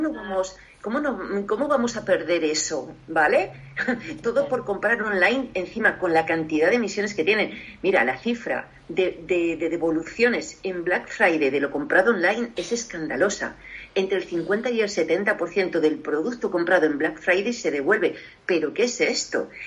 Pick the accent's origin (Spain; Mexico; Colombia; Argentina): Spain; also born or lived in Paris, France